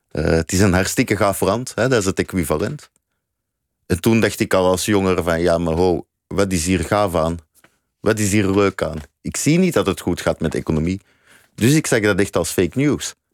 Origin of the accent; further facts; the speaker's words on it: Belgium; now in Netherlands; Ik eh, ben een van de laatste staande Belgen, zeg ik altijd. dus ik ben geen Nederlander.